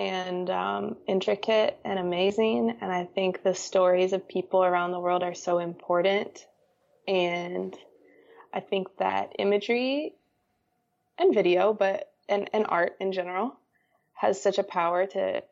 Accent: Connecticut, United States; I was just shooting around my hometown. I'm from Connecticut, and I would walk on the beaches in the Long Island Sound

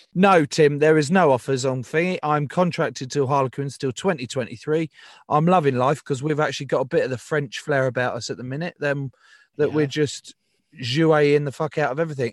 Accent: England, United Kingdom; as an Englishman

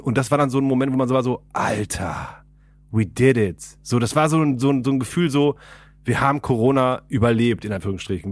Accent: Ahlen, North Rhine-Westphalia, Germany; moved away as an adult; now in Berlin, Germany; in meiner Heimat, also die, ich komme aus Aalen gebürtig und nebenan ist halt Sendenhorst

